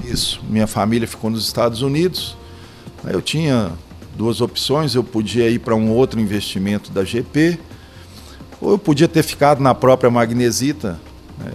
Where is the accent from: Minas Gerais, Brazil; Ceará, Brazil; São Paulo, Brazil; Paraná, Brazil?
Minas Gerais, Brazil; Belo Horizonte; sou natural de Belo Horizonte